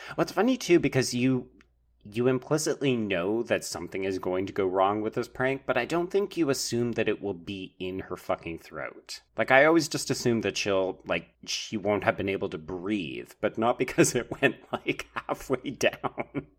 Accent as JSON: {"language": "English", "country": "Canada"}